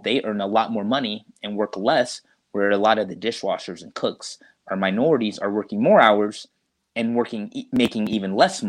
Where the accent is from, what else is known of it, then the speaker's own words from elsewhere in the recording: Deep South, United States; that really just kind of comes from my mom and growing up in the Deep South.